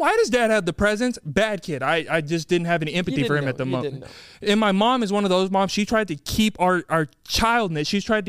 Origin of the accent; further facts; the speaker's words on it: Texas, United States; as a Texan, we're not used to ice.